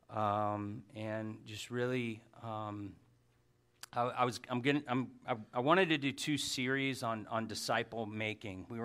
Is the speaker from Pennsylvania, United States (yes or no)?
no; Hawaii, United States; So, and I'm Hawaiian, by the way. I just never had enough cash to get over there.